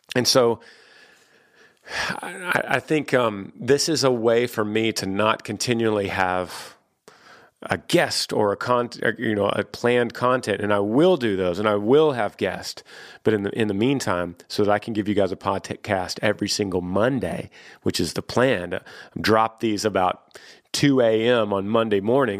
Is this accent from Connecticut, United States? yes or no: no; Texas, United States; I've moved back to my home state of Texas, and I've been here for twenty years